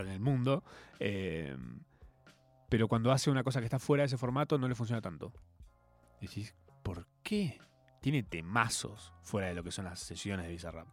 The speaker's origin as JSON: {"language": "Spanish", "country": "Argentina", "said": "nuestra identidad como argentinos"}